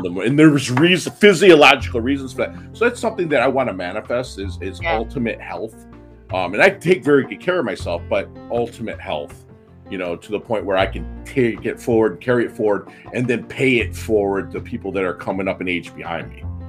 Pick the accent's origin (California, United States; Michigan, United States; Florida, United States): Michigan, United States; also born or lived in Philippines; I'm Midwestern from Michigan